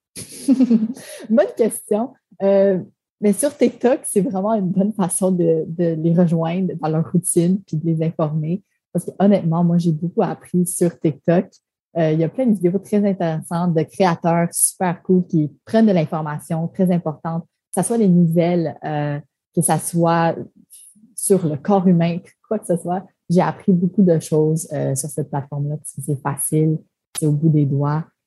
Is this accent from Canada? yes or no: yes; Montreal, Quebec, Canada; first language French; moved away as an adult; also born or lived in Toronto; je venais de Montréal, que je parle français